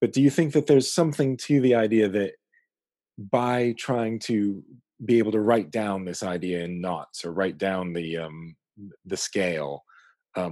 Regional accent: Pittsburgh, Pennsylvania, United States; now in East Anglia, United Kingdom; I'm from Pittsburgh, so I say Beaufort

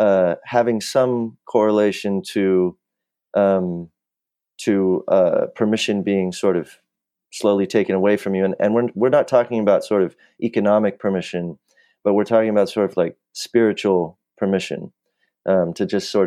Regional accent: Los Angeles, California, United States; So I grew up in the Valley in Los Angeles. Sort of middle class, upper middle class, all the benefits of that, being white and a male and upper middle class.

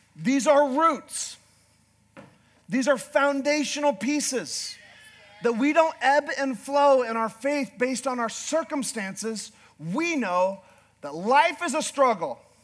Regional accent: Northern Canada, Canada; I'm a Canadian from northern Canada

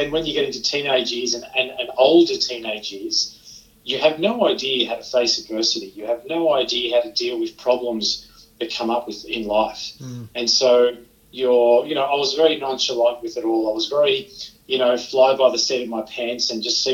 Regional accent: Sydney, New South Wales, Australia; moved away as an adult; also born or lived in Geelong, Victoria; I grew up in Sydney, that then led me to Victoria, Geelong in Victoria to be exact

